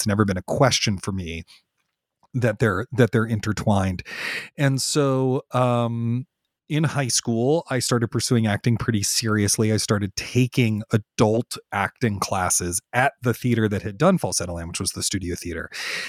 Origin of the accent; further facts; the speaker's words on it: Washington, District of Columbia, United States; I grew up in Washington, D.C., which is a great theater town, has a ton of theater going on.